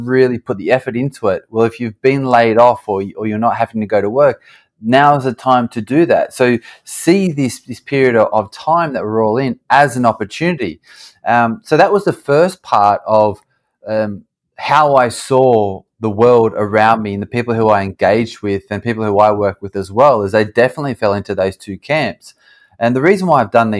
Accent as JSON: {"language": "English", "country": "Australia", "tie": "born or raised there", "also_born_or_lived": "United States", "moved": "as an adult", "lives_now": "London, United Kingdom", "said": "I'm an Aussie. I grew up in Australia."}